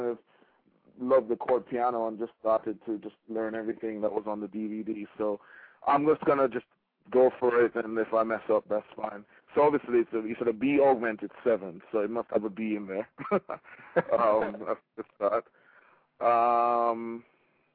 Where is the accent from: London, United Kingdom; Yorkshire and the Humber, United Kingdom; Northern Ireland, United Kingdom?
Yorkshire and the Humber, United Kingdom; Bradford; Bradford, England.